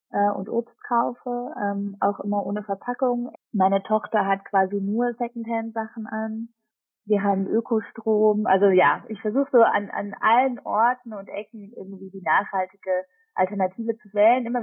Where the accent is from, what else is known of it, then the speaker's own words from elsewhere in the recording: Switzerland; Ähm, bin Schweizerin, dadurch gibt es immer um Weihnachten rum äh, leider sehr viel Käse.